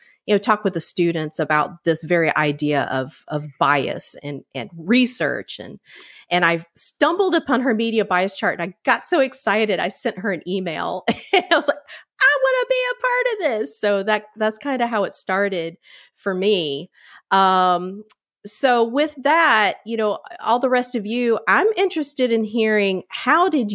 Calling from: Savannah, Georgia, United States; I'm calling in from Savannah, Georgia

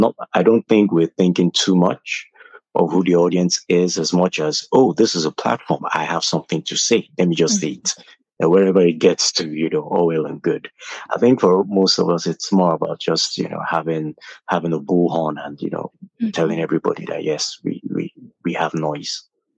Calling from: Lagos, Nigeria; I'm in Lagos, Nigeria.

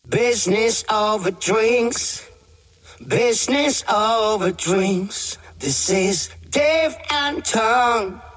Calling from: Singapore; I'm calling in from Singapore

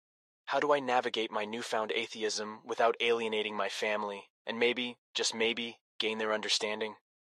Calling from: Charlotte, North Carolina, United States; from Charlotte.

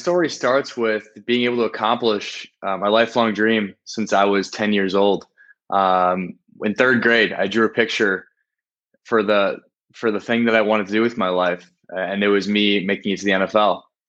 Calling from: Rio de Janeiro, Brazil; I'm calling from Rio de Janeiro in Brazil.

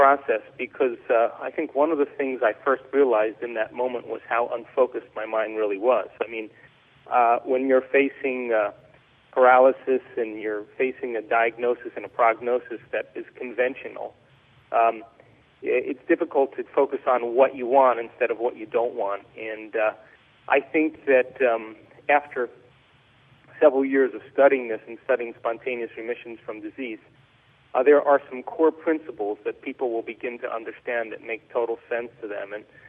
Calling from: central Mexico, Mexico; I am in central Mexico in the tropics, in the jungle.

